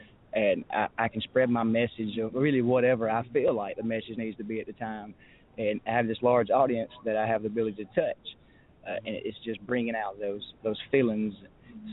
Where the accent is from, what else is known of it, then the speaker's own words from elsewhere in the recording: Chambers County, Alabama, United States; growing up in Chambers County and growing up in Alabama